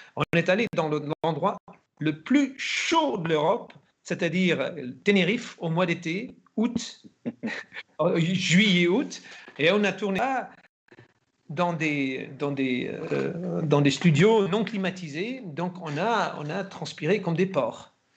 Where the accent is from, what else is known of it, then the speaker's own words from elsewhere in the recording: Germany; moved away; also born or lived in France / Spain / Italy / England; en Allemagne en tant qu'Allemand